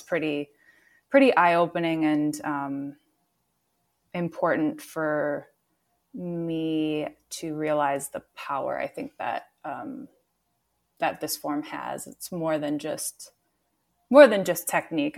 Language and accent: English; Minneapolis, Minnesota, United States; I grew up in Minneapolis. I'm from here